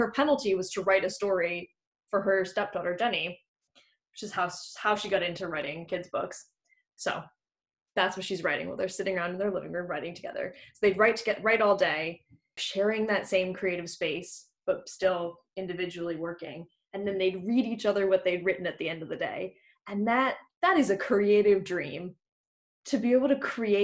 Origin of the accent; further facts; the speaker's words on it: United States; moved away as an adult; now in United Kingdom; I'm an American who lives in the UK